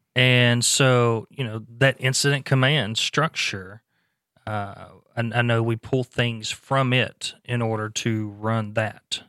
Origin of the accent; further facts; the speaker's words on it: Louisiana, United States; moved away; Louisiana last year, uh, which is my home state